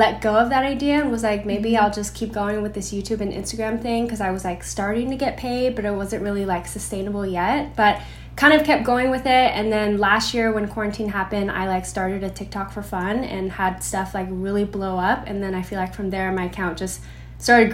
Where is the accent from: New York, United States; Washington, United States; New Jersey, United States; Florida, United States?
Washington, United States; Seattle; moved away as an adult; now in Los Angeles, United States; 26, originally from Seattle, Washington, but now